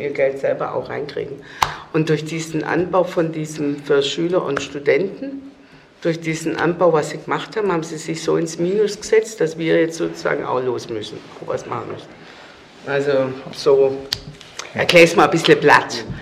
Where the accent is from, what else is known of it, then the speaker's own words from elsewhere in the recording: Stuttgart, Baden-Württemberg, Germany; also born or lived in Kreuzberg, Berlin; now in Berlin, Germany; wo ich herkomme aus Cannstatt